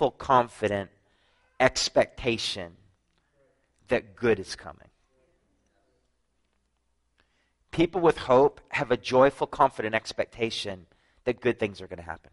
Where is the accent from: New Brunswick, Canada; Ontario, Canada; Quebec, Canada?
New Brunswick, Canada; I'm from New Brunswick, Canada